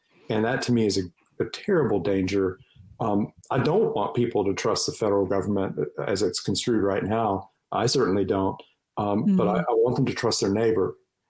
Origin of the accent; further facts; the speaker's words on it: North Carolina, United States; my home state of North Carolina